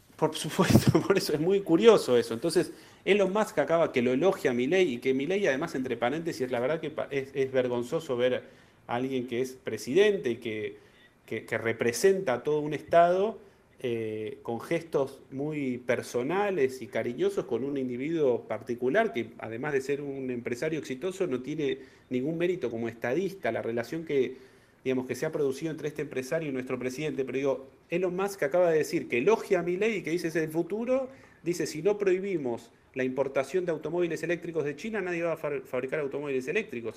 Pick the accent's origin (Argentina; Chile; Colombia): Argentina